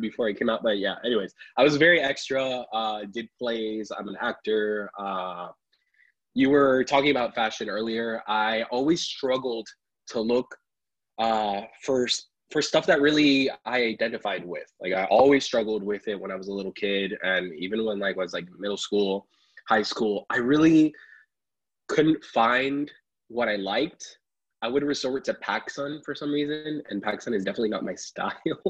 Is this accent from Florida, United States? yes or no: yes; Apopka, Florida, United States; also born or lived in Pennsylvania; I was born in Pennsylvania, raised in Apopka here in Florida